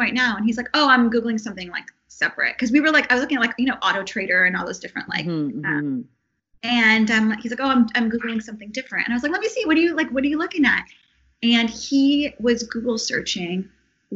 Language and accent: English; Canada; now in Los Angeles, United States; as a Canadian living here